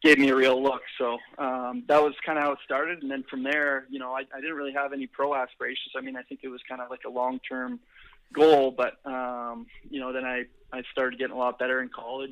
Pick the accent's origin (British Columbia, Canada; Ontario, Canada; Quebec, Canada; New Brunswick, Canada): British Columbia, Canada; Kimberley; also born or lived in Calgary; I was born in Calgary, but kind of grew up from 8 years until graduation in Kimberley, BC, and my folks still live here.